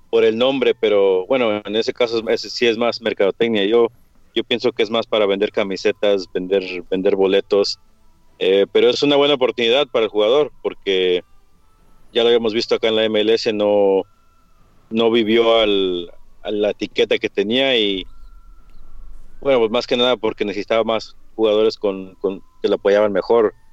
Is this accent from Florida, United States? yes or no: no; Houston, Texas, United States; Houston, Texas, aquí mismo. Mis padres, ambos de México, mi papá de San Luis Potosí, mi mamá de, de Jalisco. Eh, es que padres mexicanos, pero, pero yo aquí mismo